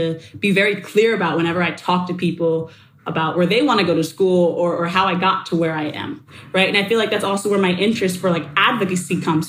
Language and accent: English; Chappaqua, New York, United States; we grew up in Chappaqua, New York, in Westchester